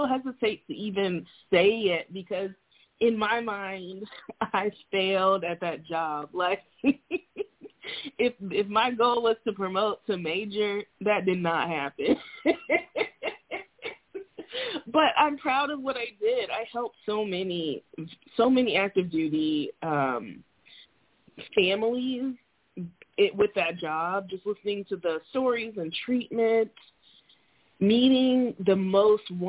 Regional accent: Florida, United States; moved away as an adult; also born or lived in Montana; now in Alaska, United States; I'm from Florida

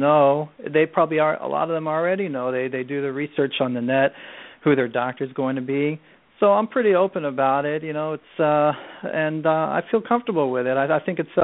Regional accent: Houston, Texas, United States; I grew up in Houston

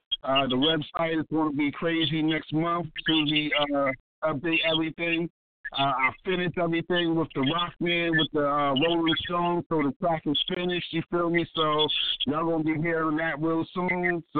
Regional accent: Baltimore, Maryland, United States; how I grew up here in Baltimore City, how I live my life

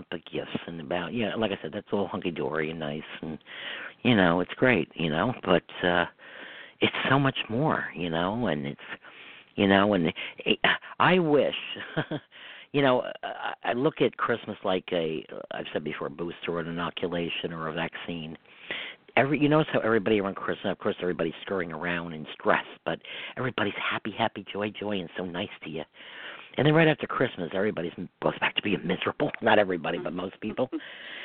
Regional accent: Hudson River, New York, United States; also born or lived in Westchester, New York; I grew up on the Hudson River

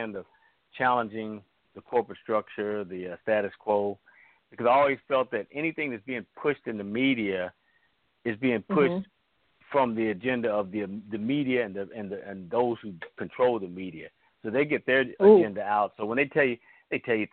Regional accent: Kansas City, Missouri, United States; now in Florida, United States; I'm from Missouri, though. Kansas City side

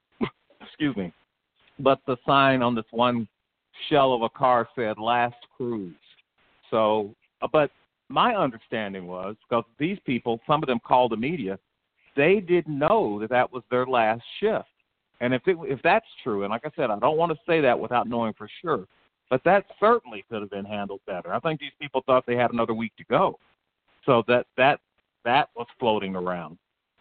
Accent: Texas, United States; I mean, I came from Texas.

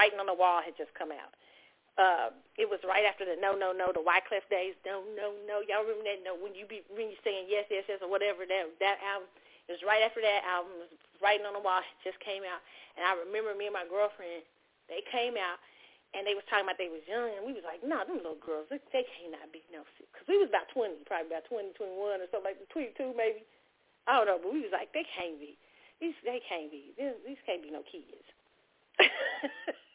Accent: Kansas City, United States; moved away; my hometown

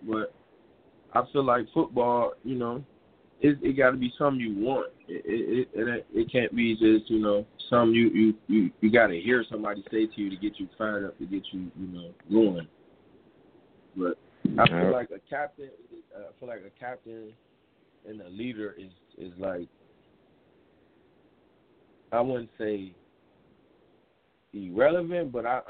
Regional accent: Chicago, Illinois, United States; It's growing up in Chicago, it's not really much opportunities. It's a rough environment, but, you know, it taught me a lot of things in life.

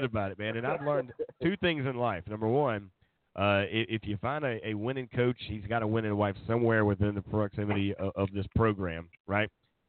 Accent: Myrtle Beach, South Carolina, United States; But I'll be up there at the North-South game this weekend up there in my hometown of Myrtle Beach.

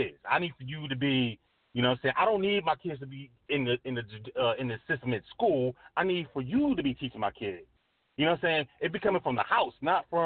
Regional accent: New York, United States; I'm from New York

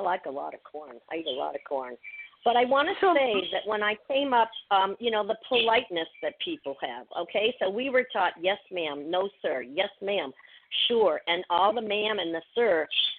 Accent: Charlemont, Massachusetts, United States; You know, I mean, I grew up in Charlemont. We started off in Charlemont

